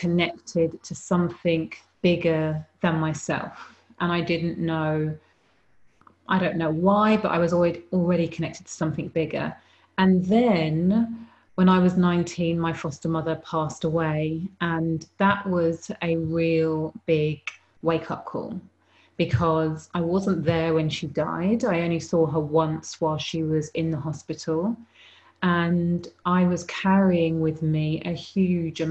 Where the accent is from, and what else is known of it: United Kingdom; born or raised there